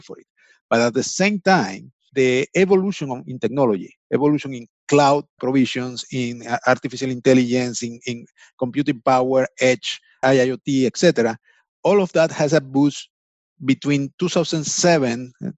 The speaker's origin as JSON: {"language": "English", "country": "Venezuela", "moved": "as an adult", "lives_now": "United States", "said": "I'm from Venezuela, actually. I came to the States around 10 years, maybe a little bit more."}